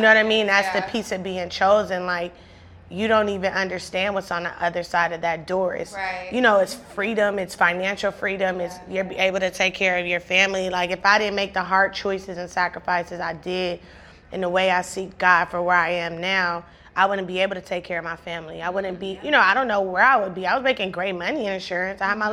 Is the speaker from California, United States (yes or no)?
yes; Compton, California, United States; I grew up in Compton, one of the most influential cities period